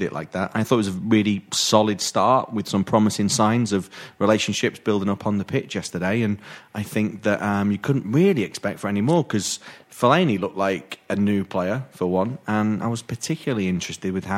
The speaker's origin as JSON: {"language": "English", "town": "Manchester", "region": "North West England", "country": "United Kingdom", "tie": "born or raised there", "said": "I grew up in Longsight and Levenshulme in Manchester"}